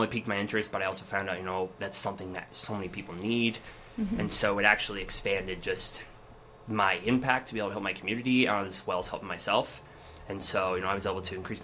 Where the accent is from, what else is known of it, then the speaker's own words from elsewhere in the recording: Cheyenne, Wyoming, United States; I have lived, born and raised in Cheyenne.